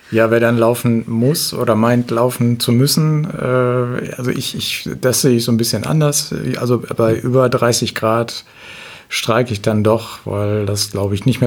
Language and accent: German; Cuxhaven, Lower Saxony, Germany; moved away as an adult; now in East Frisia, Germany; Ich komme aus Cuxhaven.